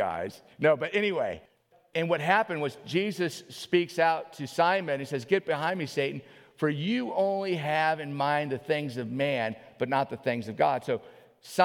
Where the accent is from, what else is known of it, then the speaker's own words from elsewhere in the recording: New Orleans, Louisiana, United States; now in Alaska, United States; I grew up in New Orleans